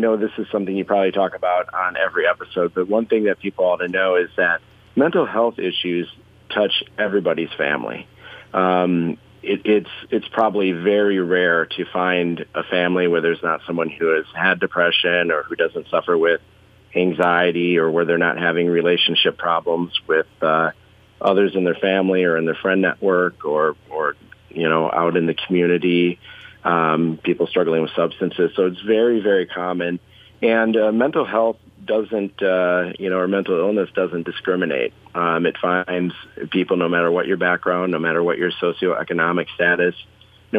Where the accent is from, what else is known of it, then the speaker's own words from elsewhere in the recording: Southwest Minnesota, United States; also born or lived in Twin Cities, Minnesota; originally, I'm from Southwest Minnesota